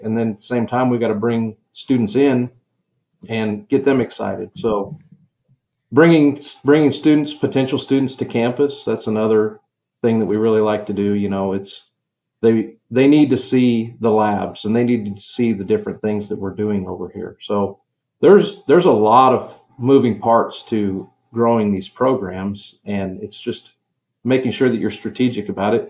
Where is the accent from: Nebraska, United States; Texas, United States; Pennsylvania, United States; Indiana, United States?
Nebraska, United States; Western; I grew up in Western Nebraska in farming community